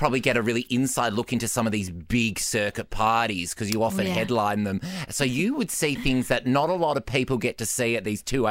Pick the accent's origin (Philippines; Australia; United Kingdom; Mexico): Australia; I'm an Australian gay man who grew up grew up with the both of you.